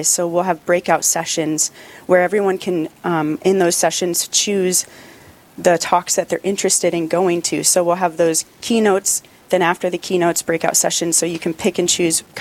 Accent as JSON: {"language": "English", "region": "North Dakota", "country": "United States", "tie": "born or raised there", "said": "I ended up landing in a parish in my hometown, St. William's. And from there, I just had this passion to continue sharing the gospel with people. And I didn't know if it was in parish life, but I knew I wanted to come back to North Dakota."}